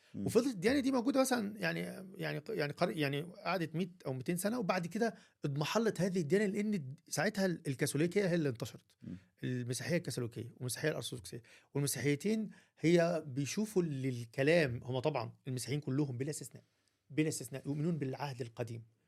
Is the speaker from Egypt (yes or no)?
yes; Egypt; عندنا في مصر